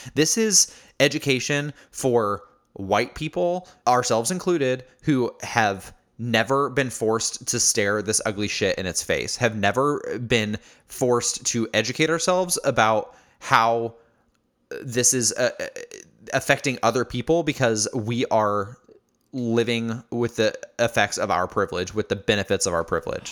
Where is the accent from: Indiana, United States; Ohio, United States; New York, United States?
Indiana, United States; born or raised there; moved away as an adult; also born or lived in Chicago, Illinois